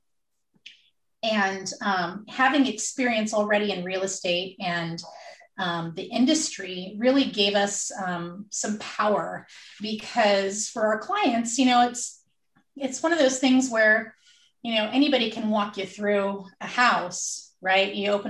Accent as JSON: {"language": "English", "region": "California", "country": "United States", "said": "We came from the Bay Area originally"}